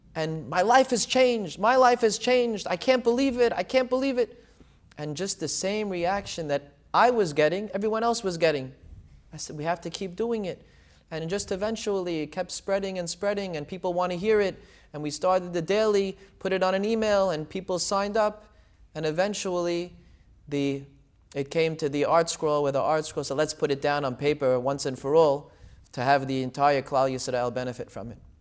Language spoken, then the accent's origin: English; Deal, New Jersey, United States; also born or lived in Israel / Brooklyn; I actually grew up in Deal, New Jersey, in the Syrian community